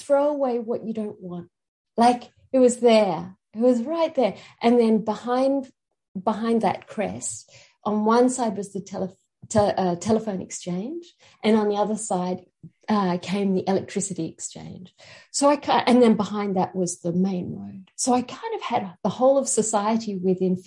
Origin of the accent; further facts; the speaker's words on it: Sydney, New South Wales, Australia; now in Queensland, Australia; I come from Sydney. I grew up on the outskirts of Sydney.